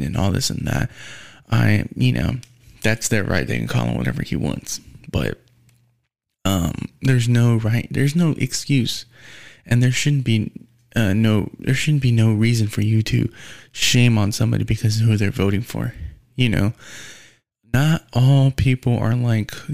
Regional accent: United States; as an American

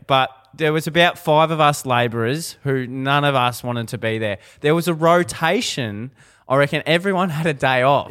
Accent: Ballarat, Victoria, Australia; moved away; I'm a boy from Ballarat

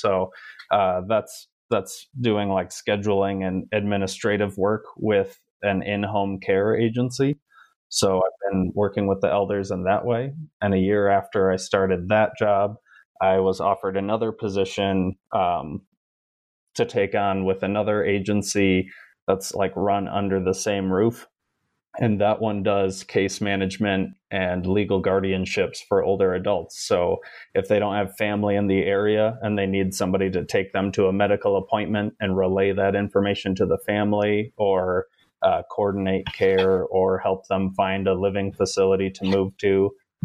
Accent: Kalamazoo, Michigan, United States; moved away as an adult; now in Colorado, United States; I'm also a Michigan native, where we call pop, pop. soda happens somewhere else. So I'm from Kalamazoo. I grew up there

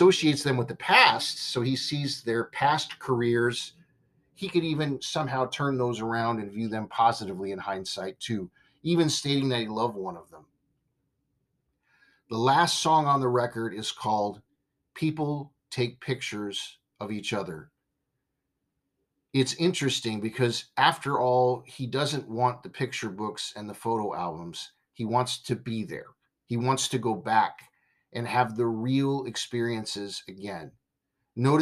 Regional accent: Simi Valley, California, United States; I grew up in Simi Valley, California

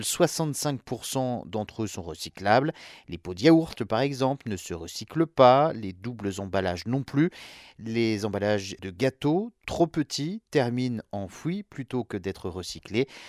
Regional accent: France

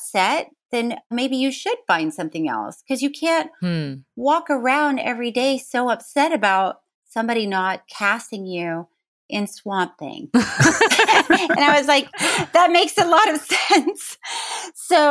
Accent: Florida, United States; I grew up in Florida

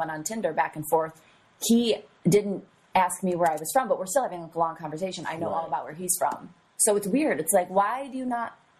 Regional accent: New York, United States; Well, I'm from New York.

